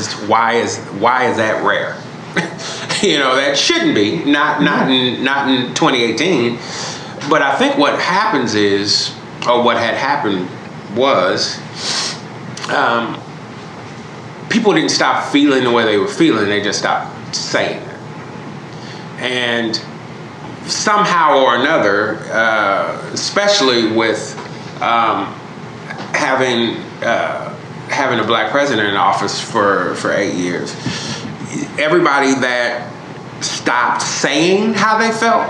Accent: Chicago, Illinois, United States; I grew up in Chicago

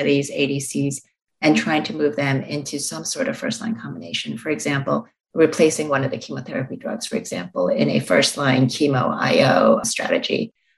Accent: Long Island, New York, United States; accent: Long Island; now in Boston, United States; Yeah, I grew up in Long Island, New York, and people tell me that since then I've lost my Long Island accent, but I'm not entirely sure about that. It comes out, especially when I'm tired.

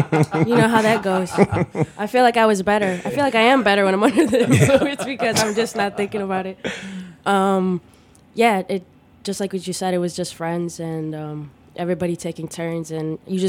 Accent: Chicago, Illinois, United States; I'm from the south side, southwest side of Chicago.

